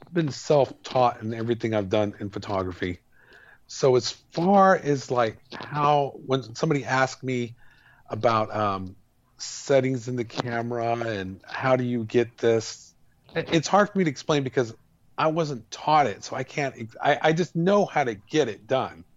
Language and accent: English; El Paso, Texas, United States; we grew up in El Paso